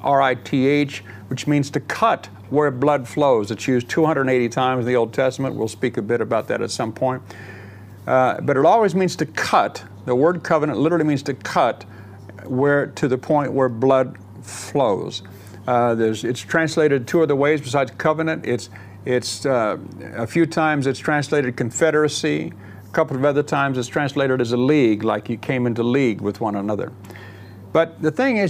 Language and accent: English; United States; moved away as an adult; now in England, United Kingdom; I grew up in America